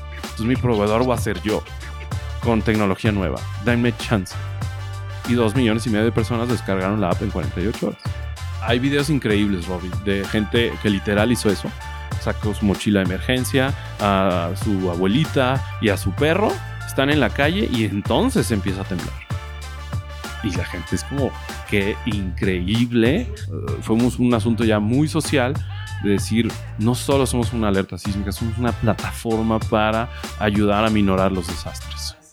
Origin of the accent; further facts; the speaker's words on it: Guadalajara, Jalisco, Mexico; moved away as an adult; also born or lived in Playa del Carmen; nací en Guadalajara, Jalisco, en el 83